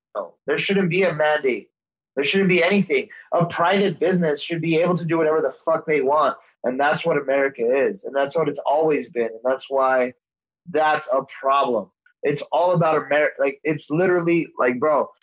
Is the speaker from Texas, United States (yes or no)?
yes; El Paso, Texas, United States; my hometown of El Paso, Texas